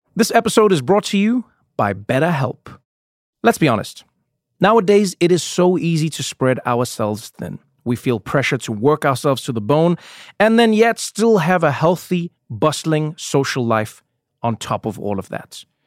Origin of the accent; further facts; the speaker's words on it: South Africa; moved away; When I was a child growing up in South Africa